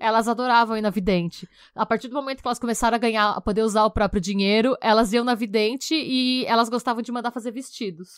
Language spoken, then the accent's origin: Portuguese; Brazil; a gente enquanto brasileiro